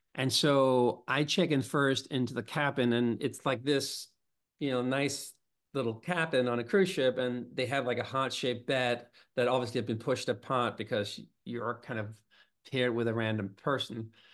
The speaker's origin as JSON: {"language": "English", "town": "Copenhagen", "region": "Capital Region of Denmark", "country": "Denmark", "tie": "born or raised there", "moved": "yes", "lives_now": "New York City, United States", "said": "I grew up, uh, in Copenhagen."}